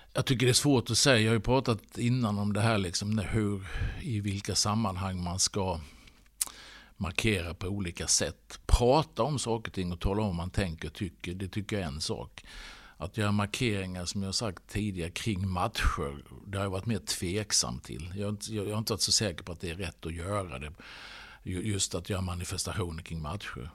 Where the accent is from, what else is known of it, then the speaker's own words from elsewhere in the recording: Halmstad, Halland County, Sweden; also born or lived in Stockholm area; now in Stockholm, Sweden; jag varit hemma i Halmstad